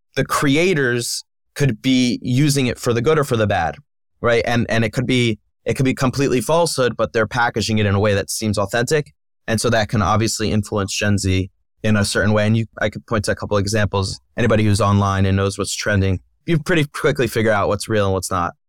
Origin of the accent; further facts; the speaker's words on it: Philadelphia, Pennsylvania, United States; I grew up in Philadelphia.